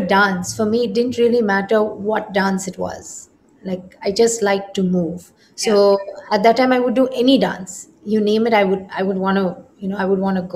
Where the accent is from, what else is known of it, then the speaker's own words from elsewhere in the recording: India; I am inherently an Indian and I grew up in India